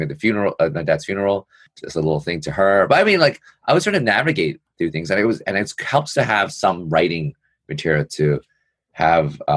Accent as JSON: {"language": "English", "town": "New York City", "region": "New York", "country": "United States", "tie": "born or raised there", "said": "I'm born and raised in New York City"}